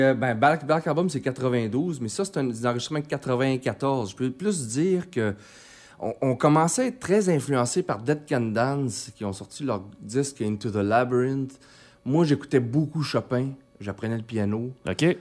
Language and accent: French; Chicoutimi, Quebec, Canada; moved away; also born or lived in Mexico; je suis originaire de Chicoutimi. Euh, puis suis j'ai resté là jusqu'en 89